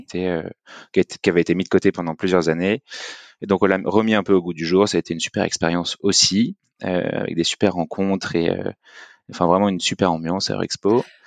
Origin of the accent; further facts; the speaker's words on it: Lyon, Auvergne-Rhône-Alpes, France; moved away as an adult; now in Paris, France; Je suis lyonnais